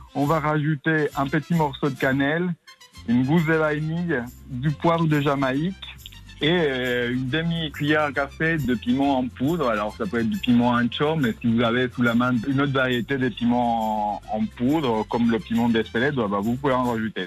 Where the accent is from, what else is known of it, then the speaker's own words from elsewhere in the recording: Tabasco, Mexico; moved away as an adult; now in France; je suis originaire de Tabasco, dans le sud du Mexique, et j'ai grandi euh, dans cette nature verdoyante du sud du Mexique.